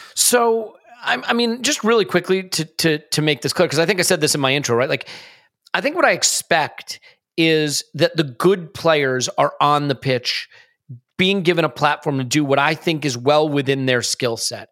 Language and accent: English; United States; I am American